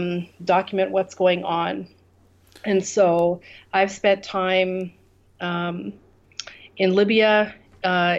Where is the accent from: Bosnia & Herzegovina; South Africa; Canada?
Canada; moved away as an adult; now in Kurdistan, Iraq; I I'm from Canada. I left my life in Canada and moved here